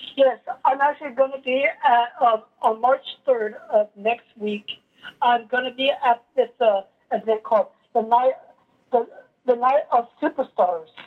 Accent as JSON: {"language": "English", "town": "El Paso", "region": "Texas", "country": "United States", "tie": "born or raised there", "said": "I was born in El Paso in, in 1983"}